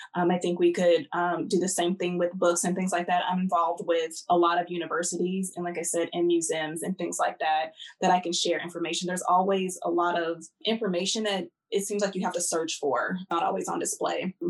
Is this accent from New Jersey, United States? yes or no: no; Southern California, United States; I grew up in Southern California